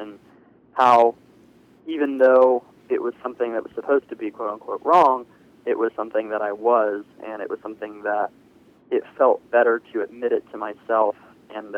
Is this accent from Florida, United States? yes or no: no; Virginia Beach, Virginia, United States; I'm 19, and I grew up here in Virginia Beach